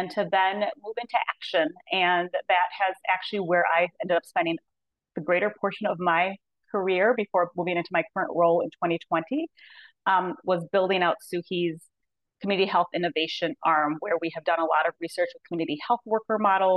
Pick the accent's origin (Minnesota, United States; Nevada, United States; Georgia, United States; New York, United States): Minnesota, United States; moved away as an adult; I'm from Minnesota, so that's where I had done my education